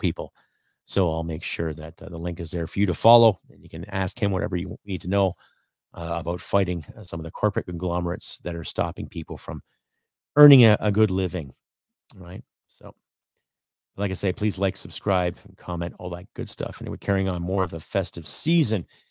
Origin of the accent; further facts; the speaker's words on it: Canada; As a Canadian